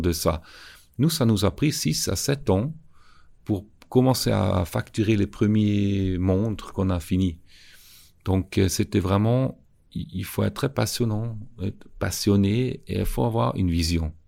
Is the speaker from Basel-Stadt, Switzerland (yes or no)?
no; Schaffhausen, Switzerland; j'ai grandi à Chafouz avec un, grand-père qui avait un magasin